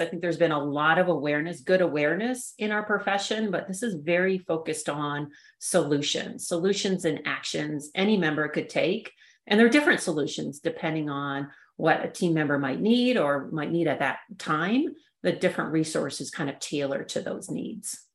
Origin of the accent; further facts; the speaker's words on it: Canada; moved away as an adult; also born or lived in Saskatchewan / Raleigh, North Carolina; now in Colorado, United States; I grew up in Canada